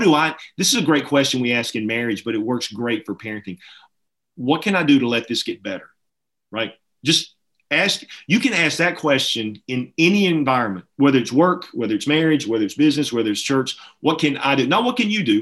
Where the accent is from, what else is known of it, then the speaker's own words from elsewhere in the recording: Alabama, United States; I'm from Alabama.